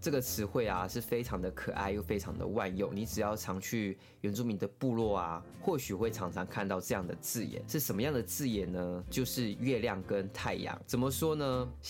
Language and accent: Chinese; Pingtung County, Taiwan; 我是来自屏东的排湾族，